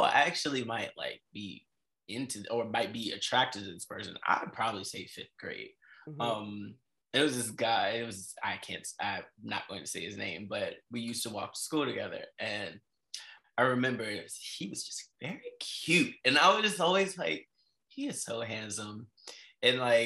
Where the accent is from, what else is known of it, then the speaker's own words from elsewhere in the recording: Prince George's County, Maryland, United States; moved away as an adult; also born or lived in New York City; I am originally from Prince George's County by way of New York